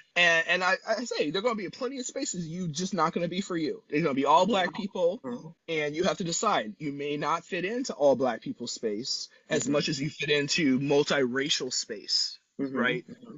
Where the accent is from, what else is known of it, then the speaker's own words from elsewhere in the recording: San Luis Obispo, California, United States; I'm from San Luis Obispo, right?